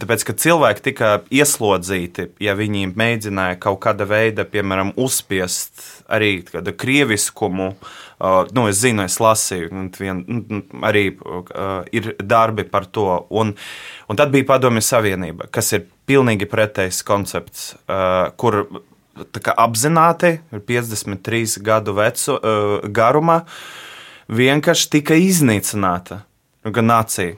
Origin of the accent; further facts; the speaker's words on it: Riga, Latvia; es piedzimu šeit, un visu mūžu šeit nodzīvoju. Piedzimu Rīgā, esmu pridzinieks